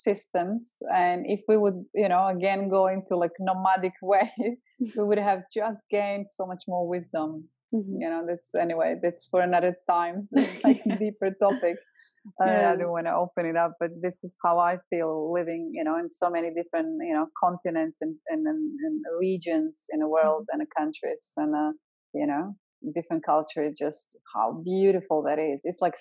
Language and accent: English; Croatia; moved away; I'm from ex-Yugoslavia, I'm from Croatia.